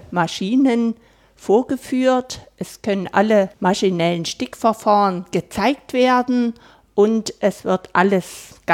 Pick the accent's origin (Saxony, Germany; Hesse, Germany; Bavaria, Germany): Saxony, Germany; Plauen; born there; Ich bin gebürtige Plaunerin und leite diese Einrichtung hier seit 2015